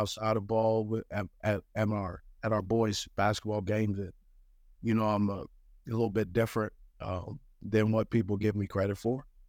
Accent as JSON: {"language": "English", "region": "West Coast", "country": "United States", "tie": "born or raised there", "also_born_or_lived": "Monterey, California", "moved": "yes", "said": "growing up on the West Coast"}